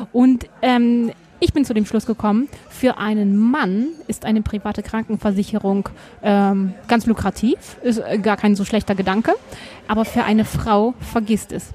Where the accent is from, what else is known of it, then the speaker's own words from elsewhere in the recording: Germany; now in Tyrol, Austria; als Deutsche in eine Tiroler Skilehrerausbildung zu haben